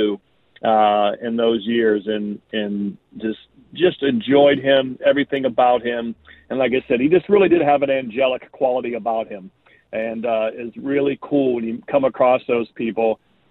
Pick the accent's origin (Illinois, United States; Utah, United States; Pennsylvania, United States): Pennsylvania, United States; Pittsburgh; moved away as an adult; also born or lived in Eastern Ohio; I grew up born in Pittsburgh and lived in Western Pennsylvania, Eastern Ohio for the first 18 years of my life.